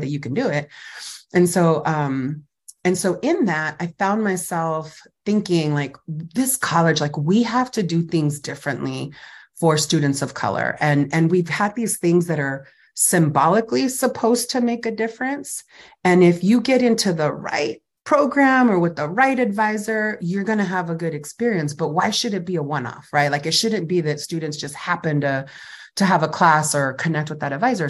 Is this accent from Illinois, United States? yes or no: no; Fresno, California, United States; I grew up in Fresno Califas, so Central Valley, Fresno, California